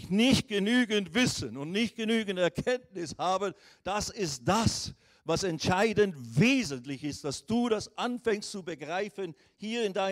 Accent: Riehen, Basel-Stadt, Switzerland; born there; aus, geboren in der Schweiz, Rauracher Straße 142, 41, 25, Rien bei Basel.

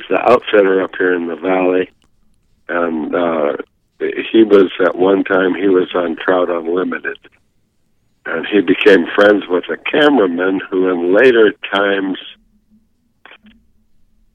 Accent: Midwest, United States; now in Montana, United States; I grew up in the Midwest

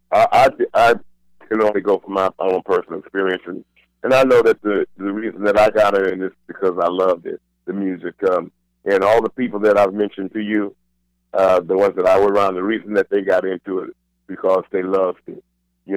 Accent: Bay Area, California, United States; I was from the Bay Area.

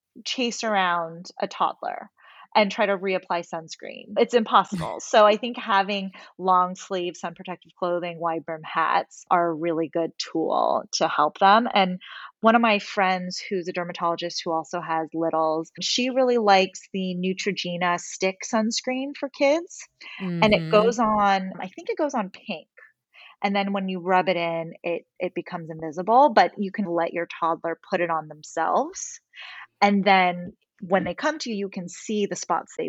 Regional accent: Westlake Village, California, United States; I grew up in Westlake and spent my afternoons at Zuma Beach

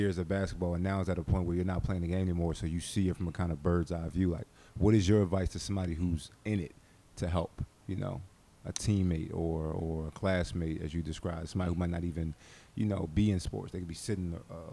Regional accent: Philadelphia, Pennsylvania, United States; I'm from Philly, South Philly, to be specific

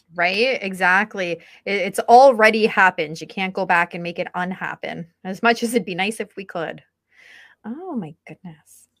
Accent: St. Catharines, Ontario, Canada; I grew up in St. Catharines

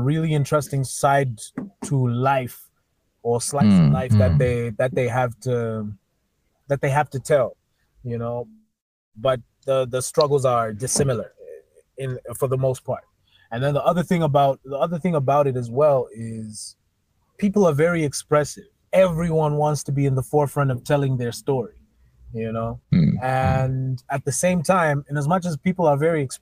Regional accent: Zambia; growing up in Zambia for me has been interesting

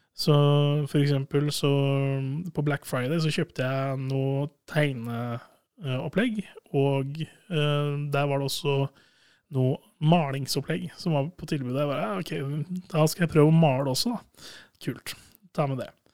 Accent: Sandefjord, Vestfold, Norway; also born or lived in Hamar; now in Trondheim, Norway; hjemme i Sandefjord

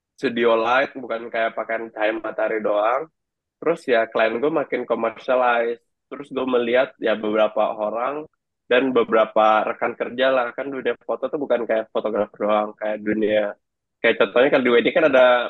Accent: Jakarta, Indonesia; Itu uh, Jakarta Barat. Gue pada dasarnya orang Bali, cuma gue dari lahir di Jakarta. Jadi ya bisa juga dibilang gue orang Jakarta

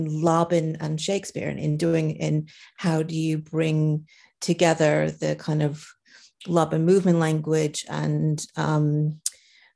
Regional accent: Philadelphia, Pennsylvania, United States; moved away as an adult; also born or lived in Chicago / Paris; now in London, United Kingdom; I am American originally myself. I went to university in Chicago, and even though I'm from Philadelphia

